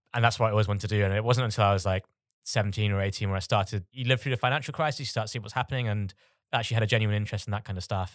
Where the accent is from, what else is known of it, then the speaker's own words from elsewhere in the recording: Bangladesh; moved away; I'm originally from Bangladesh.